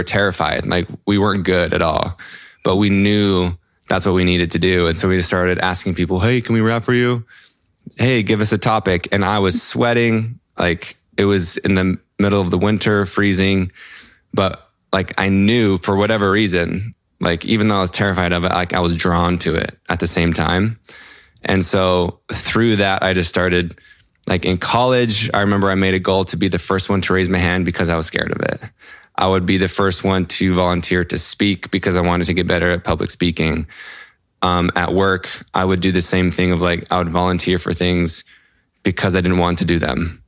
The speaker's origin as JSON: {"language": "English", "town": "Salt Lake City", "region": "Utah", "country": "United States", "said": "I'm from Salt Lake City, Utah in the US."}